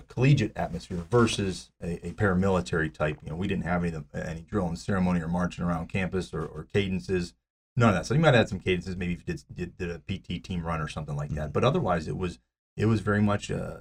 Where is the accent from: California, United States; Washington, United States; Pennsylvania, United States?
Pennsylvania, United States; Pittsburgh; I was born and raised in Pittsburgh